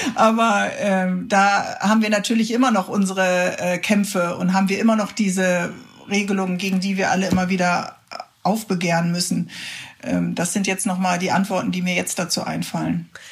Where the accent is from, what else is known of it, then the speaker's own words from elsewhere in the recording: Cologne, North Rhine-Westphalia, Germany; als Kölnerin